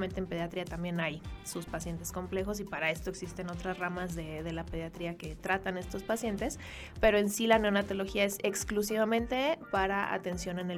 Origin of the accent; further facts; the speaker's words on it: Durango, Mexico; moved away as an adult; now in Mexico City, Mexico; yo soy originaria de Durango, Durango. Yo me formé como médico cirujano en Durango y posteriormente vine a realizar aquí la especialidad de pediatría en el Hospital Infantil de México Federico Gómez